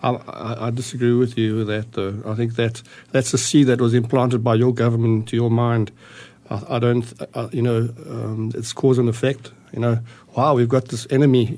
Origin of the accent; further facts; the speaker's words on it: South Africa; moved away as an adult; also born or lived in Austria; now in Arizona, United States; I was born in Austria in 1957. Uh, my parents immigrated to South Africa in 1961